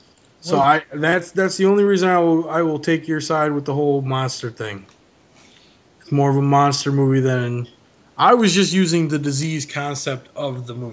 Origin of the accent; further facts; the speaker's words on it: United States; we're American citizens.